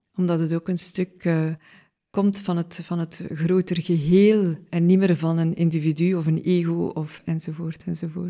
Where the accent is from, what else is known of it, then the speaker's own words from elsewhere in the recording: Oosterzele, Flanders, Belgium; we hebben op dezelfde school gezeten in Oosterzeelen